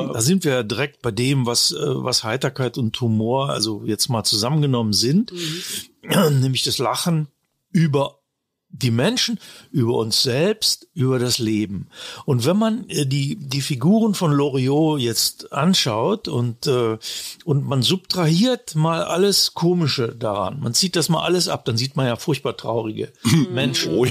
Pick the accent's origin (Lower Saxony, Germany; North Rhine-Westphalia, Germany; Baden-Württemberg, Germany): Lower Saxony, Germany; Braunschweig; moved away as an adult; also born or lived in Italy; now in Munich, Germany; ich bin ja von, von Braunschweig, meiner Heimatstadt aus, nach München gekommen